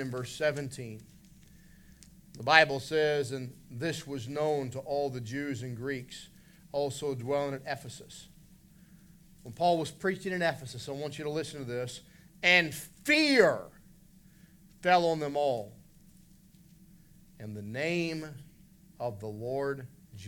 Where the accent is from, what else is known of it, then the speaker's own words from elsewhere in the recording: West Virginia, United States; moved away as an adult; also born or lived in Indiana; we're both from West Virginia.